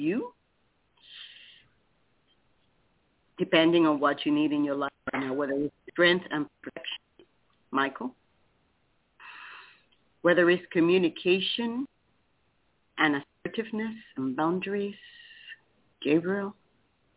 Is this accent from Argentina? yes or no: no; Puerto Rico; now in Titusville, United States; I am from Puerto Rico